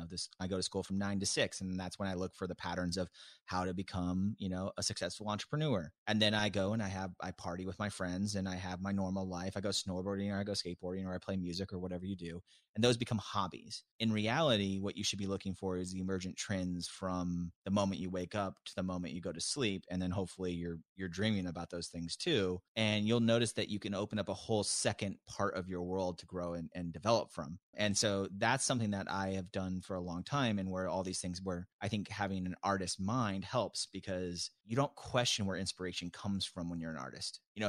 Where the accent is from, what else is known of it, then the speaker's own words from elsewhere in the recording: Tacoma, Washington, United States; I grew up in the Seattle area, right outside of Seattle in this place called Tacoma, which is very blue collar.